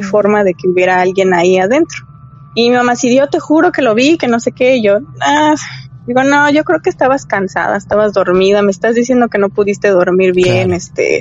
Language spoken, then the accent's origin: Spanish; Mexico; also born or lived in Mexico City; somos los mexicanos